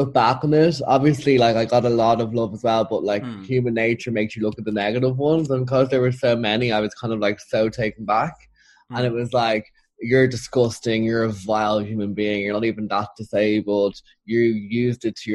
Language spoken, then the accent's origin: English; Ireland; as an Irish person